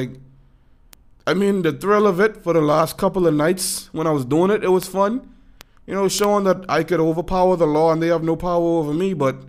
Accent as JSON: {"language": "English", "region": "Florida", "country": "United States", "tie": "born or raised there", "said": "I, as a fella who also had an experience growing up in Florida"}